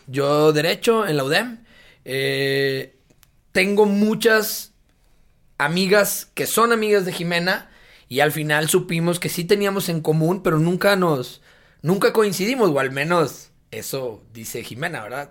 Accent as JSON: {"language": "Spanish", "town": "Monterrey", "region": "Nuevo León", "country": "Mexico", "tie": "born or raised there", "said": "el sur de Monterrey, de donde yo soy de allá desde chiquito"}